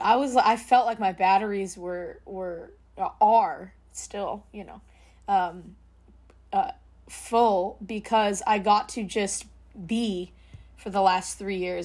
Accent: the Bay Area, California, United States; growing up in the Bay in a huge Filipino family

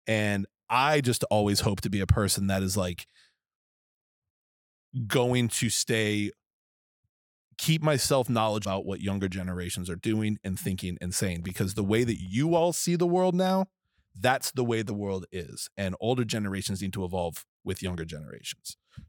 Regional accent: New England, United States; I am from New England, and we use a certain word with the letter F

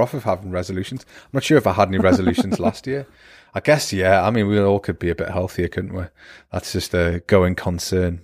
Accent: Newcastle upon Tyne, North East England, United Kingdom; accent: Newcastle; now in Germany; I'm terrible at not fixing my own accent, especially if I've been drinking or I've been to Newcastle for a few weeks

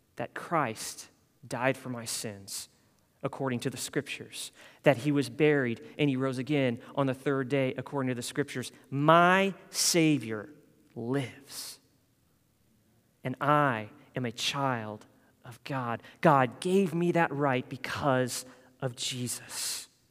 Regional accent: Denver, Colorado, United States; moved away as an adult; also born or lived in Louisville, Kentucky; now in San Jose, United States; in Colorado, I, I grew up in the Den, what's called the Denver metro area

